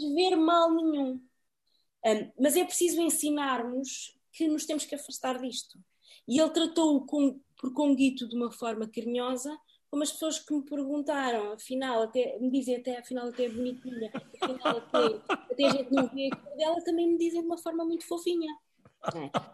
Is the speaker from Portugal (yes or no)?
yes; Portugal; moved away as an adult; also born or lived in Cape Verde; now in United Kingdom; eu sou portuguesa também, não é? De origem cabo-verdiana